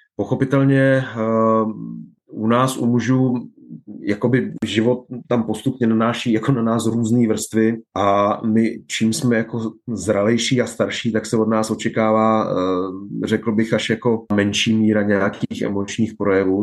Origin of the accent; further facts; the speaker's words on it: Czechia; moved away as an adult; also born or lived in Nigeria / Spain; ta česká kultura uh, mě oklopovala drtivou většinu mého života. Vyrostl jsem v ní, dozrál jsem v ní